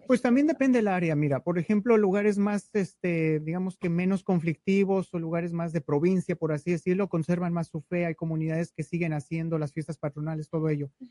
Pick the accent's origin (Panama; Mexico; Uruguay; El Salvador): Mexico; Mexico City; now in Dallas, United States; Yo vengo originalmente de la Ciudad de México